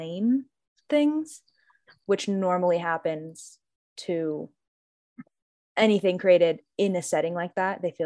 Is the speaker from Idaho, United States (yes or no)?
yes; Northern Idaho, United States; I'm from Northern Idaho